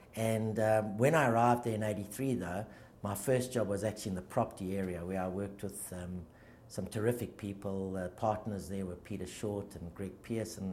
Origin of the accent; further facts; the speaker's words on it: Johannesburg, Gauteng, South Africa; now in Australia; I grew up in, in a very loving sort of. Uh, all-encompassing Jewish type of family um, in, a, in, a small, in a smaller suburb of a big city called Joburg called Victory Park